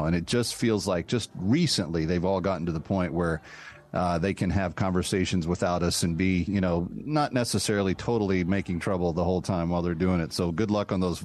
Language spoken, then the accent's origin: English; Texas, United States; I'm from Texas